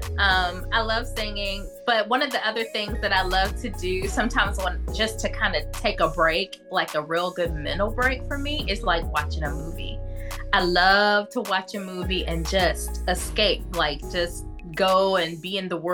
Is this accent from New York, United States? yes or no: no; Kings Mountain, North Carolina, United States; moved away as an adult; now in Richmond, United States; I'm actually from Kings Mountain, North Carolina, which is a really small rural town. Well, it's not so rural anymore, but when I was a kid, it was a small town in North Carolina